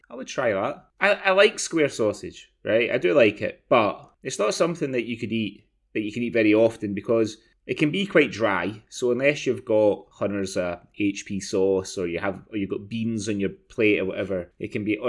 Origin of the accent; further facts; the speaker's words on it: Glasgow, Scotland, United Kingdom; born there; in July 1978 in Stophill Hospital in the north of Glasgow.